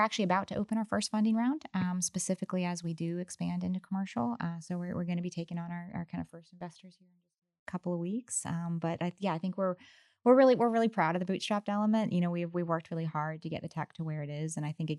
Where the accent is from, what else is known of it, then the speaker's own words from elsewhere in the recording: Virginia, United States; yeah, I'm originally from Virginia, but I've lived down of all over. But I will just say, though, Texas has been incredible.